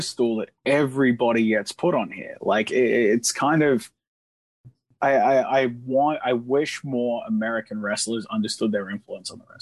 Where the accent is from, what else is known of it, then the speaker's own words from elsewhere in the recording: Australia; as Australian deathmatch wrestlers